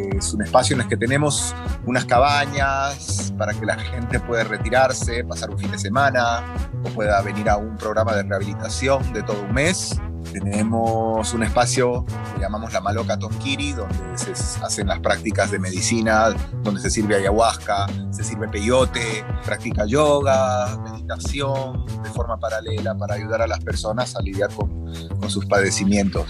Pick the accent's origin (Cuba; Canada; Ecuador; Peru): Peru; now in Guatemala; yo soy peruano de nacimiento, una persona muy respetuosa de nuestras culturas ancestrales de toda la vida